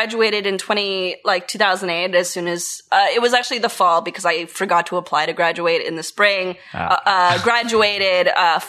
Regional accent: Toronto, Ontario, Canada; moved away as an adult; now in Ottawa, Canada; Well, I'm from Toronto. I moved here a couple years ago

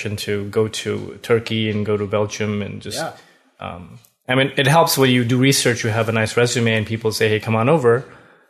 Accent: Canada; also born or lived in Ranchi, India; we all immigrated to Canada in 1995

